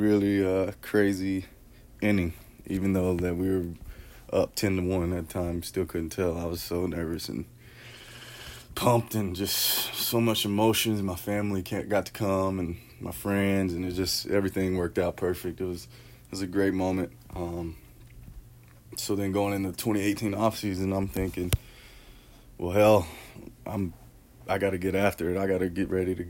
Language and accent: English; Tullahoma, Tennessee, United States; I'm from Tullahoma, Tennessee. I went to Tullahoma High School